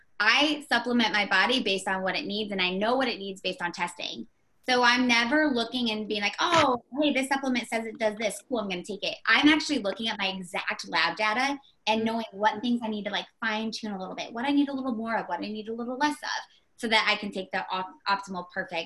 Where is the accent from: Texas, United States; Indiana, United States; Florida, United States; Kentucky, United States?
Indiana, United States